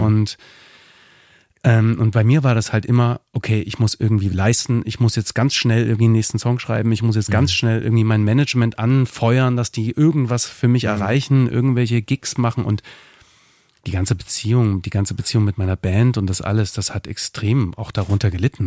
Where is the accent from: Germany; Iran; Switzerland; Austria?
Germany; Dresden, Saxony; moved away as an adult; also born or lived in Berlin; ich komme aus Dresden ursprünglich